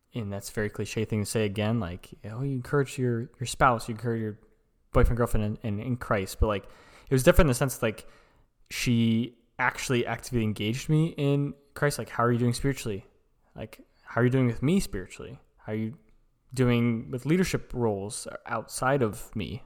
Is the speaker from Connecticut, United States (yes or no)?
no; Lincoln, Nebraska, United States; we're from Lincoln, Nebraska, so we are in the middle of kind of nowhere